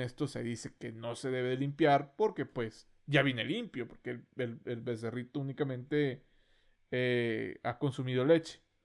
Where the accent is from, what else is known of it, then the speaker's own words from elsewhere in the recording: Monterrey, Nuevo León, Mexico; accent: norteño; somos del norte